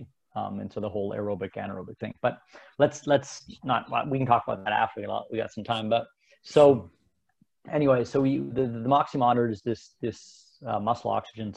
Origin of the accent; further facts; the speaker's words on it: Canada; also born or lived in Switzerland; I was born in Switzerland. My parents moved to Canada